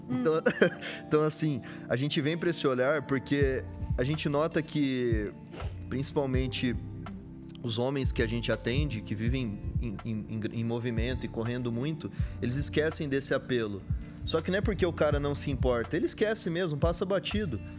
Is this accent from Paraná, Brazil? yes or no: no; Campo Grande, Mato Grosso do Sul, Brazil; moved away; eu venho do Mato Grosso Sul, nasci uhum. lá